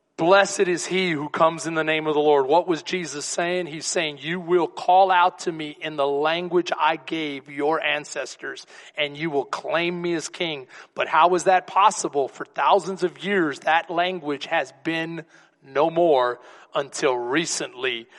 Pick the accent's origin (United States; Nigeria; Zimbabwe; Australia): United States; Texas